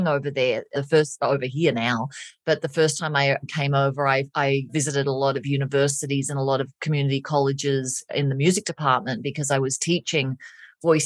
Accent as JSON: {"language": "English", "country": "Australia", "moved": "as an adult", "lives_now": "Colorado, United States", "said": "I'm Australian"}